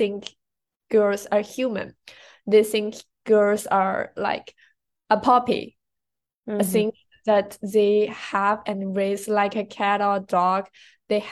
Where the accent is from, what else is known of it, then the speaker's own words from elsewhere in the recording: Hefei, Anhui, China; now in United States; I'm from Hefei, Anhui, China.